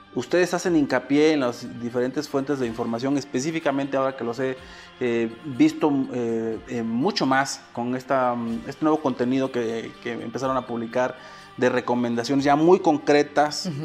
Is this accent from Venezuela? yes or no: no; Mexico; soy mexicano